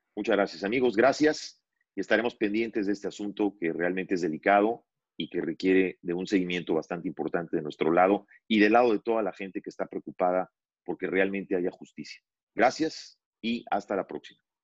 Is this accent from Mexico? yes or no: yes; Mexico; moved away; quienes somos mexicanos